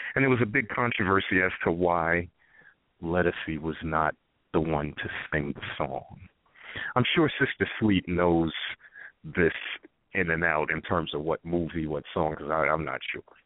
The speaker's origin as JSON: {"language": "English", "area": "Whitney Houston's hometown", "region": "New Jersey", "country": "United States", "tie": "born or raised there", "said": "Whitney Houston's from my hometown, so I had I saw her a few times growing up"}